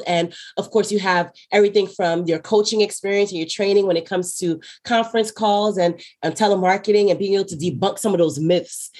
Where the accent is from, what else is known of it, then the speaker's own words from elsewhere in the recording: Philadelphia, Pennsylvania, United States; also born or lived in Brooklyn, New York; I ended up in Philadelphia, born in Brooklyn, raised in Philadelphia